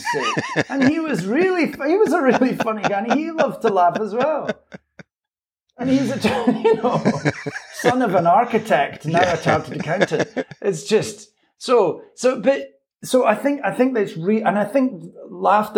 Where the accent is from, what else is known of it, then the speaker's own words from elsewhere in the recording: Scotland, United Kingdom; I'm a Scottish sports fan